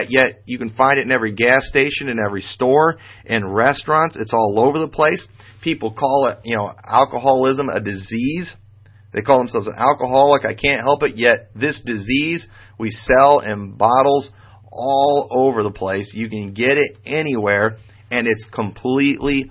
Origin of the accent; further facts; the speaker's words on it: United States; as a Bible believer and as an American